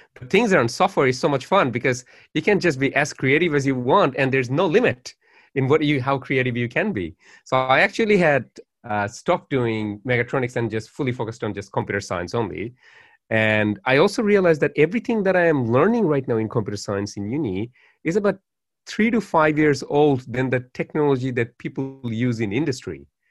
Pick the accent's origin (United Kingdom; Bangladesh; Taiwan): Bangladesh; Dhaka, Dhaka Division; now in Australia; my life in Bangladesh was quite privileged as well